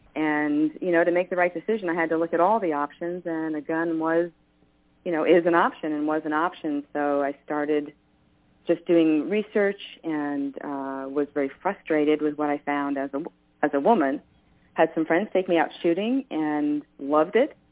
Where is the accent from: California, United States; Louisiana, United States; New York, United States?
New York, United States; I grew up in New York